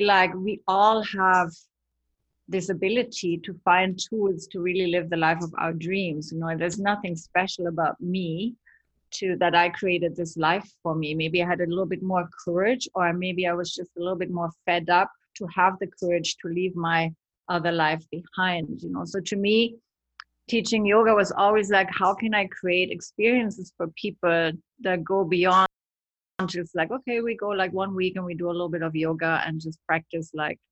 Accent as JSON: {"language": "English", "country": "Germany", "tie": "born or raised there", "also_born_or_lived": "Los Angeles", "moved": "as an adult", "lives_now": "Montezuma, Costa Rica", "said": "I grew up in Germany"}